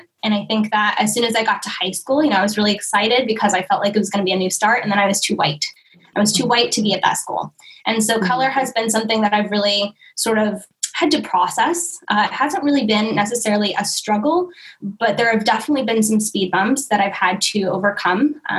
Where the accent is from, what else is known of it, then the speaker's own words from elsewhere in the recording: Oakland, California, United States; now in Hawaii, United States; because I came from East Oakland, California, and I was so involved in the movement out there, and after moving to Hawaii and being here for a year